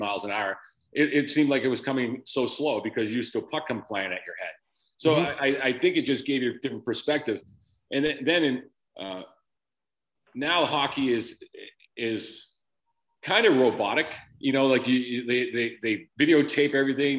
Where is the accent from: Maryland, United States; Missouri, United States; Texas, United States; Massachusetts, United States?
Massachusetts, United States; Framingham; I grew up in a town about 25 minutes west, Framingham, Massachusetts